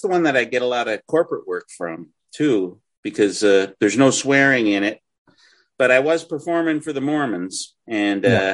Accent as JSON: {"language": "English", "region": "Wisconsin", "country": "United States", "accent": "nasally accent", "said": "I'm from Wisconsin"}